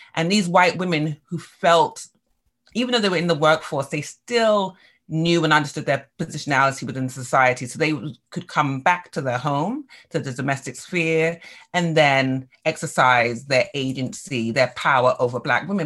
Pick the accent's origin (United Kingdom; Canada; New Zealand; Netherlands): United Kingdom; England; now in United States; growing up in England